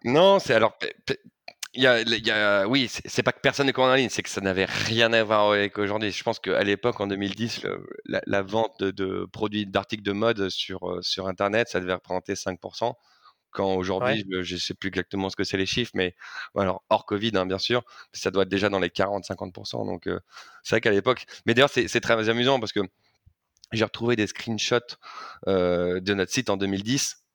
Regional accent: Paris, Île-de-France, France; je suis parisien depuis ma tendre enfance

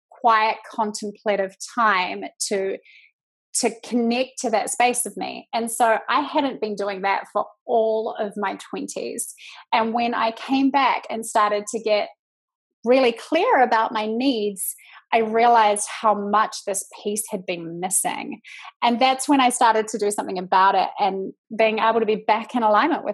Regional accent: New Zealand; accent: Kiwi; moved away as an adult; now in United States; I am from New Zealand. I live in the States now

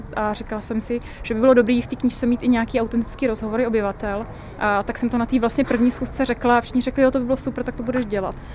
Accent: Prague, Czechia; also born or lived in Ďáblice, Prague; Já jsem vyrůstala taky na sídlišti eh, ve Strašnicích

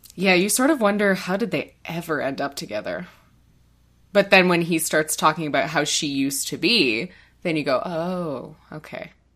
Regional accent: Canada

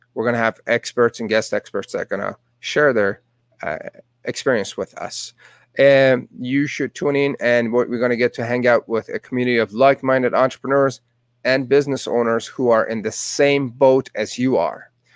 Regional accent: Tehran, Tehran Province, Iran; English is a second language; moved away as an adult; now in Calgary, Canada; Born and raised in Tehran, Iran

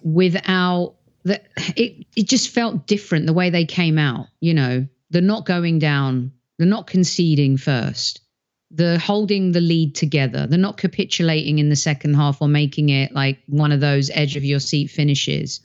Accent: England, United Kingdom; moved away; growing up in England

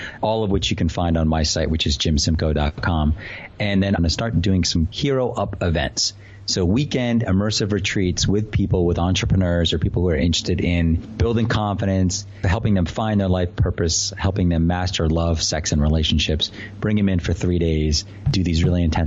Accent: Boston, Massachusetts, United States; I'm from Boston

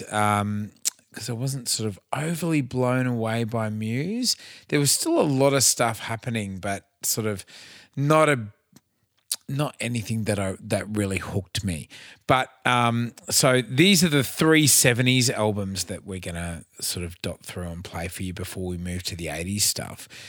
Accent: Cairns, Queensland, Australia; I f- was from Cairns

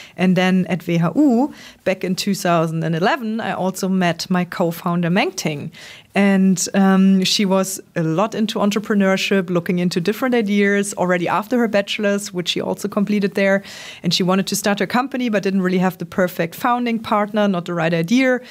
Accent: Trier, Rhineland-Palatinate, Germany; born and raised in Trier, not too far off Koblenz

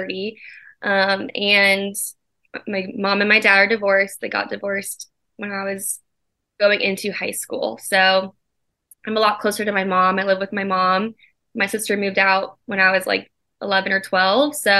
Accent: Orlando, Florida, United States; also born or lived in West Palm Beach; Born and raised in Orlando

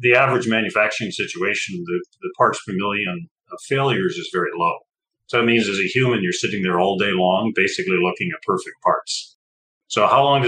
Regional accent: Canada; moved away; also born or lived in Texas; I grew up in Canada

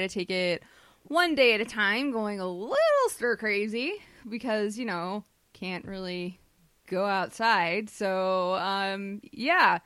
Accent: Minnesota, United States; accent: Minnesota; my Minnesota accent

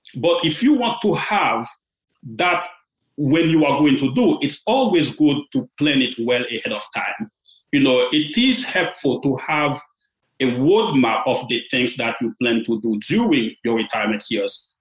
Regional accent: Port-au-Prince, Ouest, Haiti; moved away; I was born in Haiti. I grew up in a small and modest family in Port-au-Prince.

